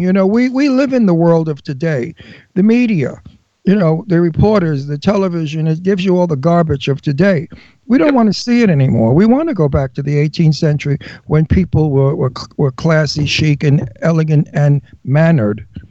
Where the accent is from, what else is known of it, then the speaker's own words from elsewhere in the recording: New York City, New York, United States; moved away; I'm a wild guinea from Brooklyn. I'm Italian from Brooklyn